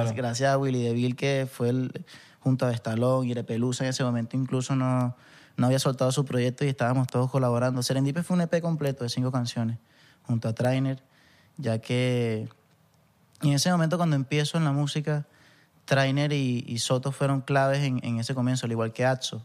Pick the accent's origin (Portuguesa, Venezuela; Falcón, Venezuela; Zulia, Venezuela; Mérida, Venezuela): Falcón, Venezuela; Punto Fijo / Santa Ana; moved away; also born or lived in Valencia; yo que soy de Punto Fijo, que vengo más del llano, que no es llano porque en verdad es bien costeño, playero, pero me crié en Santana